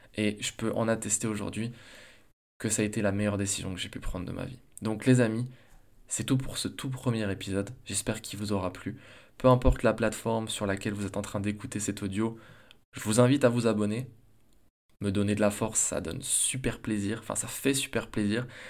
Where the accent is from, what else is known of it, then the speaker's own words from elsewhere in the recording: Besançon, Bourgogne-Franche-Comté, France; also born or lived in Strasbourg; je retourne chez moi à Besançon